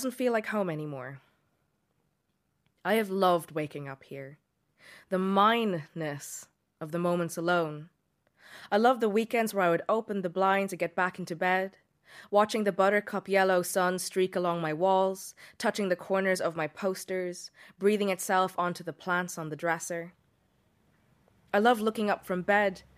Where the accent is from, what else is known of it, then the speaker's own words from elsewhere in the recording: India; now in Dublin, Ireland; I'm a writer from India living in Dublin.